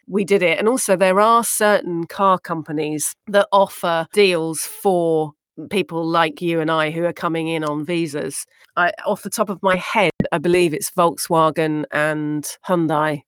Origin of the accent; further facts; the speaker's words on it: United Kingdom; now in United States; I'm proud to be British